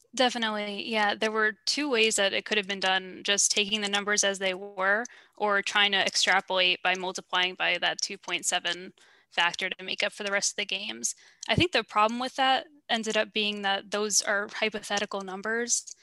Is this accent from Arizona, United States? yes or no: no; New York, United States; I'm from New York originally